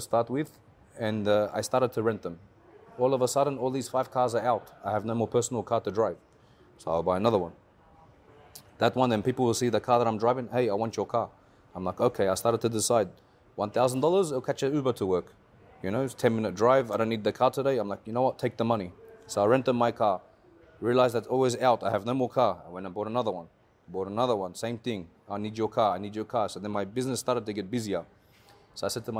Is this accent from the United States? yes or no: no; Australia; moved away as an adult; now in Dubai, United Arab Emirates; So originally I'm from Australia. I was born and raised there. My parents are Lebanese.